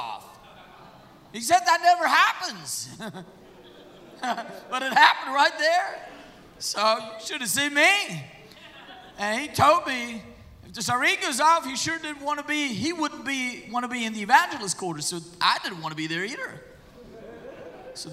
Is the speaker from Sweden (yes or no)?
no; Germany; I'm from Germany.